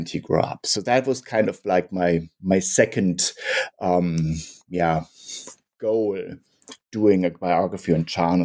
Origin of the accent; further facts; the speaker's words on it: Munich, Bavaria, Germany; I'm from Munich, Germany